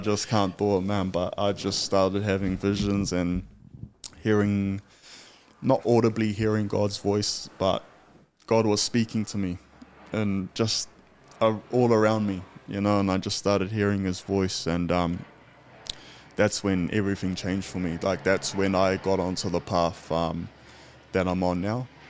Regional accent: Tokoroa, Waikato, New Zealand; moved away; also born or lived in Australia; originally from a small town called Tokoro

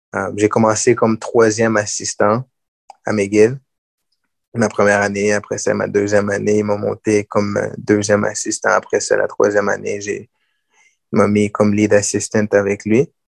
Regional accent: Gatineau, Quebec, Canada; J'ai grandi à Gatineau.

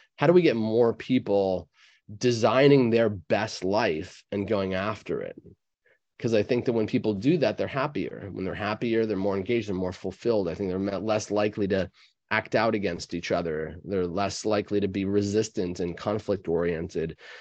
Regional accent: New York, United States; I'm a New Yorker myself

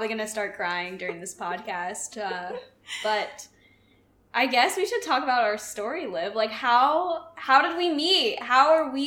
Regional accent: Phoenix, Arizona, United States; I'm from Phoenix

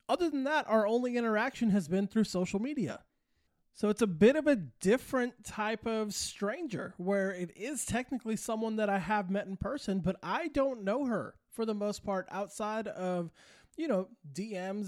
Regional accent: Santa Fe, New Mexico, United States; moved away; also born or lived in California; I was born and raised in Santa Fe, New Mexico

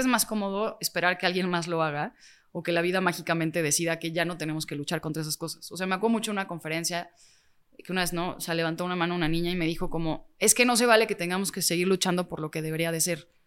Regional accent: Mexico

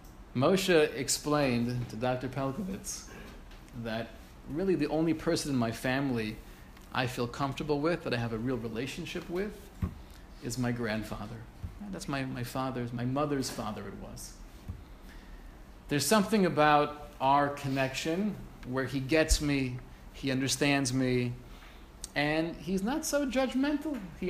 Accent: Kaunas, Kaunas County, Lithuania; I grew up in Kovna. I was one of seven children.

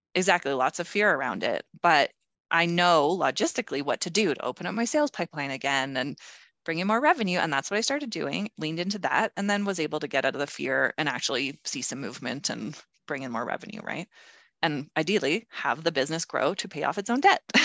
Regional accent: Calgary, Alberta, Canada; also born or lived in Toronto; I moved back to Calgary, my hometown

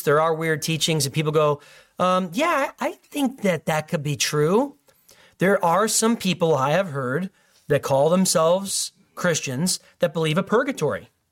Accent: Illinois, United States; In my home state

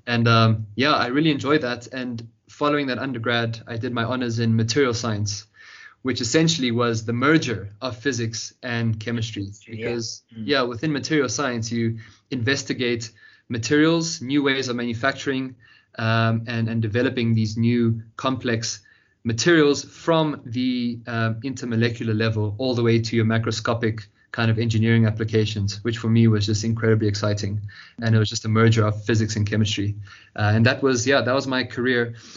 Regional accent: Johannesburg, Gauteng, South Africa; also born or lived in Cape Town; born here in South Africa, in Johannesburg, where I've spent my whole life, uh, born and raised.

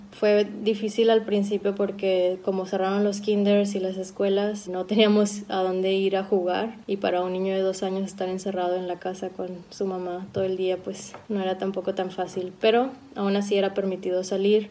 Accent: Monterrey, Nuevo León, Mexico; now in Berlin, Germany; soy mexicana de Monterrey y vivo en Berlín hace ya tiempo

